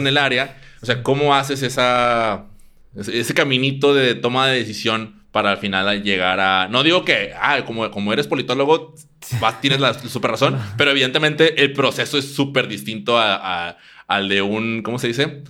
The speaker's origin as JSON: {"language": "Spanish", "country": "Mexico", "said": "aquí en mi país, México"}